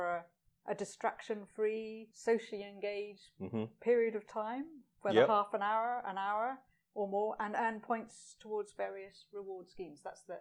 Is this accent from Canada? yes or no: no; Scotland, United Kingdom; That's an acquired taste in itself, isn't it? Being a Scot, I know all about that.